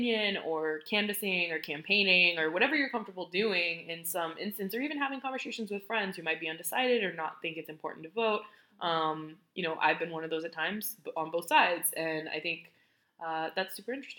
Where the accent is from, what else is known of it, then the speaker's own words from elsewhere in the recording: Texas, United States; growing up in Texas